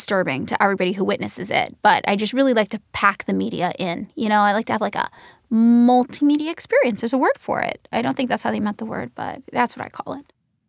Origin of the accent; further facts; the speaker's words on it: Fresno, California, United States; born there; I'll be like, I was born in Fresno, California.